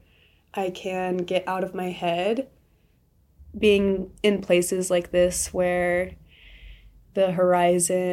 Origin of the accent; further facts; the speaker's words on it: Washington, United States; also born or lived in Zion, Utah; now in Moab, United States; growing up in Washington